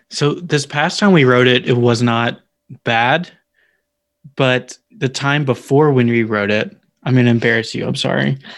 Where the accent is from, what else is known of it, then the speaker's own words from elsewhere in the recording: Tennessee, United States; accent: country; I'm from Tennessee